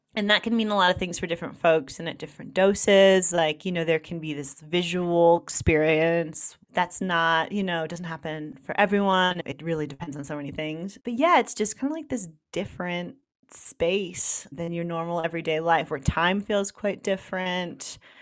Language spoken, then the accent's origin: English; United States; I'm from New York, New Jersey